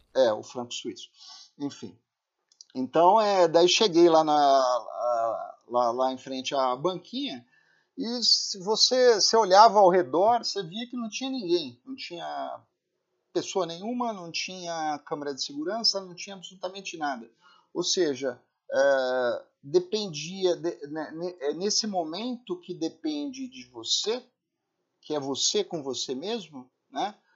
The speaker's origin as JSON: {"language": "Portuguese", "country": "Brazil", "said": "a gente é brasileiro"}